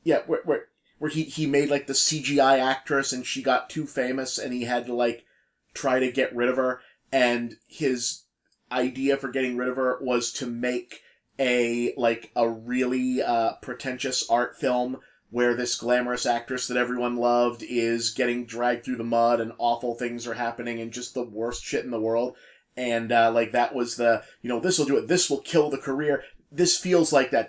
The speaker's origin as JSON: {"language": "English", "town": "Boston", "region": "Massachusetts", "country": "United States", "accent": "Boston", "said": "we, we're, we're both from Boston area"}